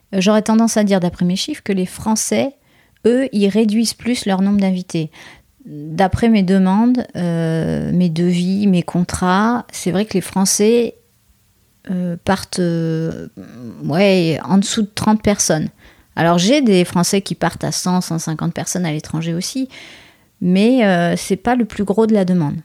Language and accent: French; France